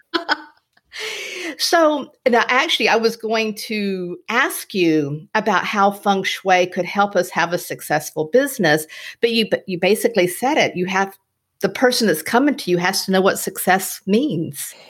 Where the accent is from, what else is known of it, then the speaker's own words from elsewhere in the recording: Florida, United States; i was born in Florida